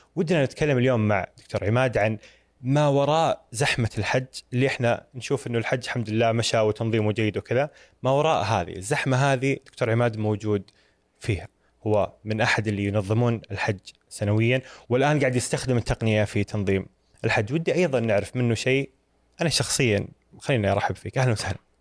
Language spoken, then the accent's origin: Arabic; Eastern Province, Saudi Arabia; moved away as an adult; now in Jeddah, Saudi Arabia; أنا ولدت وعشت في الشرقية وجيت جدة قبل خمسة ست سنوات تقريبا